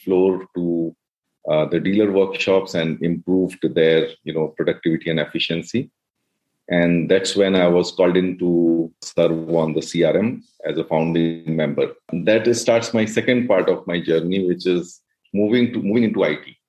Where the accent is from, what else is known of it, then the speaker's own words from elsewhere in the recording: Uttarakhand, India; moved away as an adult; also born or lived in Prayagraj / Hyderabad / Mumbai; I grew up in Uttarakhand.